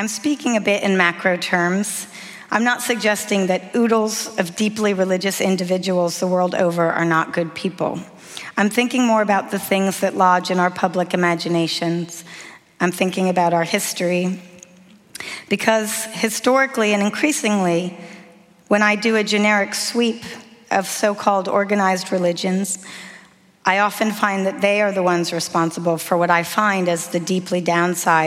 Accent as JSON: {"language": "English", "country": "United States", "said": "I'm American"}